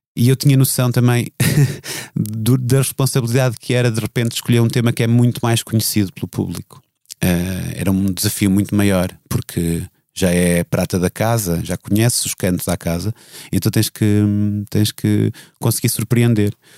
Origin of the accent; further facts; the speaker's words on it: Viseu, Centro, Portugal; Em Viseu, a crescer em Viseu, não tinha pessoas que fizessem disso uma carreira